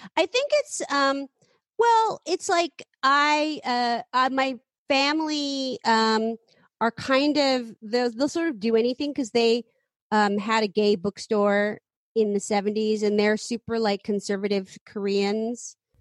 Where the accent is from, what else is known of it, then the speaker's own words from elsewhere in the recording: San Francisco, California, United States; I grew up in San Francisco